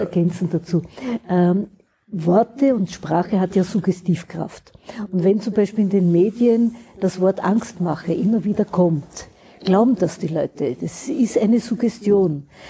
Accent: Austria; wir haben in Österreich

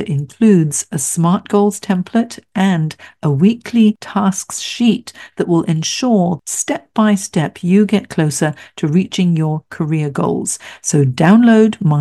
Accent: Hong Kong; I grew up in Hong Kong, which was, you know, like bright lights, big city as well

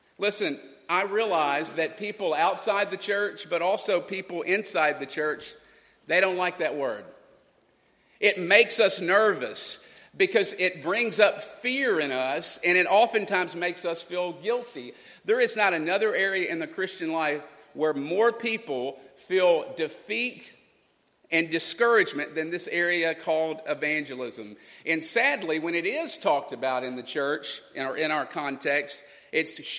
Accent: Kentucky, United States; moved away; I'm from Kentucky

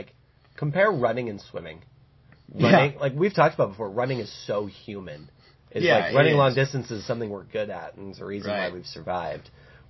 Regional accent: United States; as an American watching how British people and European people are reacting to video replay in sports

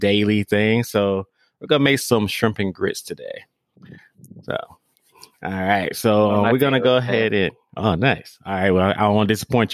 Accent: the South, United States; I'm from the South

